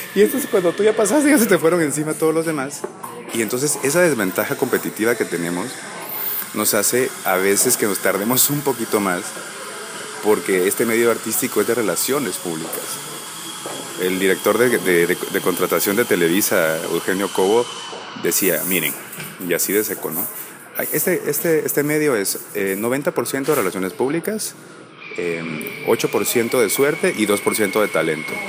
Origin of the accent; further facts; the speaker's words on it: Guatemala; yo soy de Guatemala